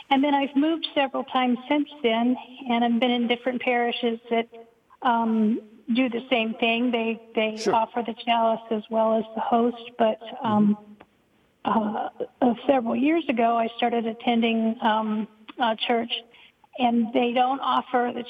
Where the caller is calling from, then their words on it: Charlotte, North Carolina, United States; From Charlotte, North Carolina.